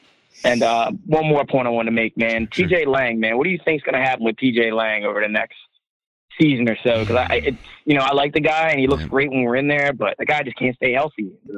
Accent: Philadelphia, Pennsylvania, United States; moved away; I'm originally from the Philadelphia area, so the Cowboys are hated where I'm from.

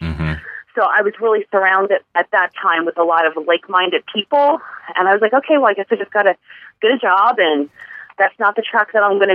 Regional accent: Bucks County, Pennsylvania, United States; I was born and raised in the Bucks County area.

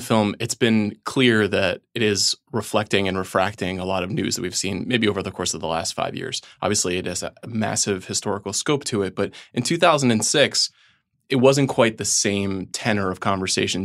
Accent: Long Island, New York, United States; I am from Long Island

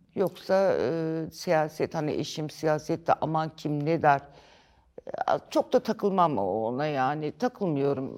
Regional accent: İzmit, Kocaeli, Turkey; also born or lived in Tunceli; now in Ankara, Turkey; ben ilkokul 5'e e kadar Ankara, ondan sonra İzmit.

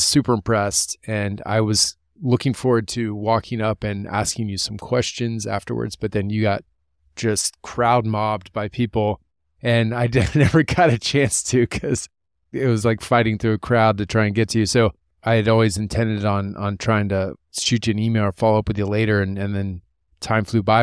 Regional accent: Columbus, Ohio, United States; coming from my hometown, Columbus, Ohio

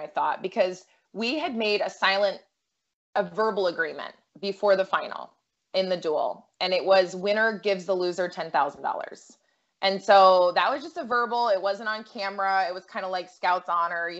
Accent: Massachusetts, United States; I grew up in Massachusetts

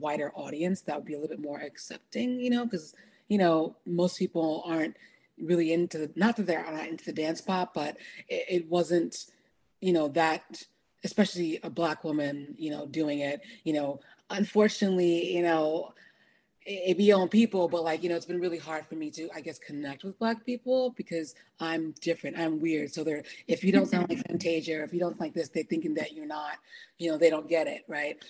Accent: New Orleans, Louisiana, United States; moved away; also born or lived in Chicago; originally from New Orleans, Louisiana. I'm a Nigerian American queen. I've lived everywhere.

